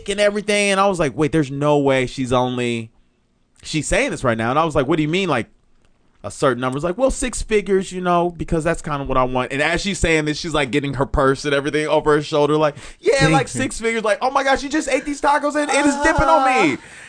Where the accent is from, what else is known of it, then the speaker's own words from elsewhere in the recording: Chicago, Illinois, United States; also born or lived in Memphis; now in Los Angeles, United States; I'm from Chicago